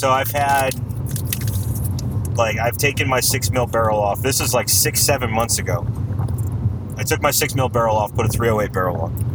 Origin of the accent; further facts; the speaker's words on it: Southern California, United States; moved away; also born or lived in Missouri; growing up in Southern California